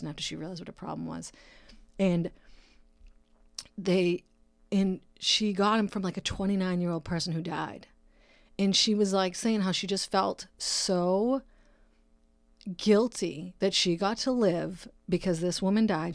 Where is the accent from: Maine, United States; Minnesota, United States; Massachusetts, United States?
Massachusetts, United States; Brockton; now in California, United States; my city, Brockton, Massachusetts. That's my hometown. I'm uh, born and raised, that's where I'm from